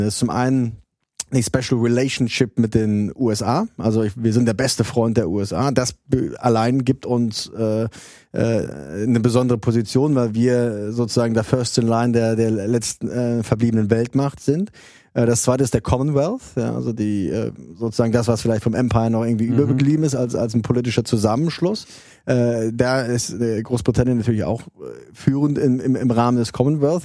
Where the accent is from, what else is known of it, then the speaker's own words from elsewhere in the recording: Saarland, Germany; moved away as an adult; also born or lived in Trier; now in London, United Kingdom; ich komme ursprünglich aus dem Saarland, habe in Trier studiert Und bin dann zweitausend, zweitausendeinst, äh, nach London gegangen